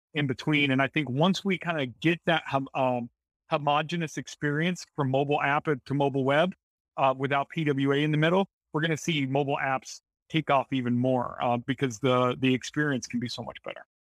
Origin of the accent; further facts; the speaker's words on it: Springfield, United States; also born or lived in Bentonville; I'm from Springfield